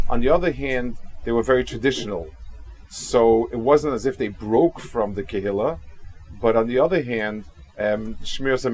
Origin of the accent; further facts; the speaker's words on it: Kaunas, Kaunas County, Lithuania; I hope I'm not disappointing people that I'm focusing a lot on my hometown